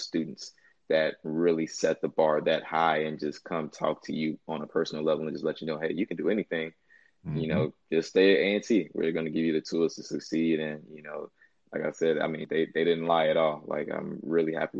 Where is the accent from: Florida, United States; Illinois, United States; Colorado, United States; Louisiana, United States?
Illinois, United States; Chicago; moved away as an adult; I'm from Chicago, Illinois. And like you said, pretty much my origin story from Chicago